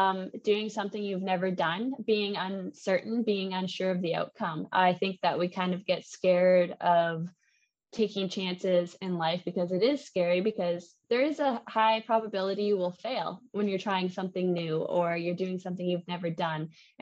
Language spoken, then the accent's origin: English; Canada; And my French was so bad, being Canadian, I didn't remember anything from French class in Canada.